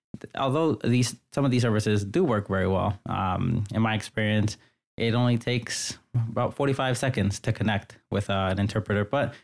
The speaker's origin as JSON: {"language": "English", "town": "New York City", "region": "New York", "country": "United States", "tie": "born or raised there", "said": "So I grew up in New York City, mostly in the Bronx and in Queens. And I grew up in a predominantly immigrant household. My family immigrated here from the Dominican Republic in the 1980s."}